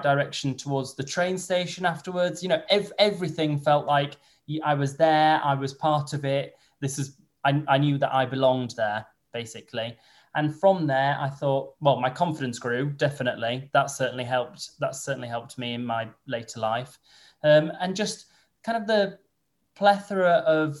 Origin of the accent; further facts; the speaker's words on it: Holmfirth, Yorkshire and the Humber, United Kingdom; moved away as an adult; also born or lived in Kent; I'm from Home Firth, which is where Last of the Summer Wine is filmed.